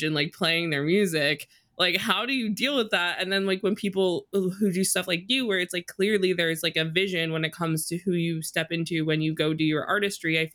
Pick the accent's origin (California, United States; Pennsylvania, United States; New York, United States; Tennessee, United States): New York, United States; New York City; growing up in New York, everybody that I knew was Jewish